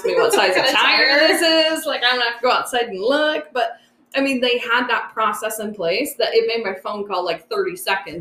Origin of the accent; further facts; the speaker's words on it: Wyoming, United States; moved away; I grew up in Wyoming